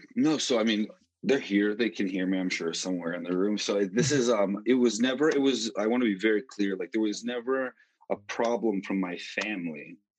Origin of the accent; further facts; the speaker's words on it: Utah, United States; moved away as an adult; also born or lived in Colorado; originally from Utah, which is actually where I'm at right now. Um, I'm in my parents' home, the home that I grew up in.